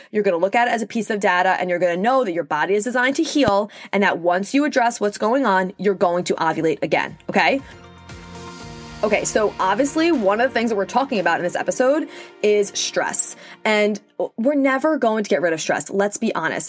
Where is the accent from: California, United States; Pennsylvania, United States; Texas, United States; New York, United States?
New York, United States; Long Island; accent: New York; if you couldn't tell by my accent, I'm from New York, specifically Long Island